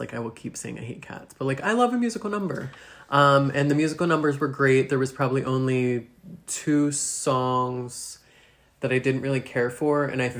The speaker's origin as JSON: {"language": "English", "town": "Altoona", "region": "Pennsylvania", "country": "United States", "said": "Logan Valley. Yeah, like, I'm from the Valley."}